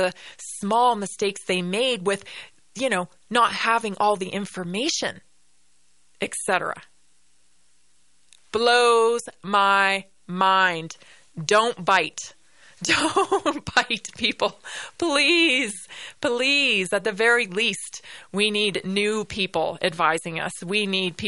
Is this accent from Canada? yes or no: yes; Canada; I'm Canadian or if it's because, you know, for where I grew up